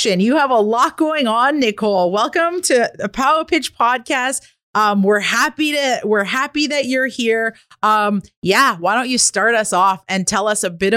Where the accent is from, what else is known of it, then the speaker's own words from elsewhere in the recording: Kitigan Zibi Anishinabeg, Quebec, Canada; I'm an entrepreneur from Kittagong, Zibi, and Anishinaabe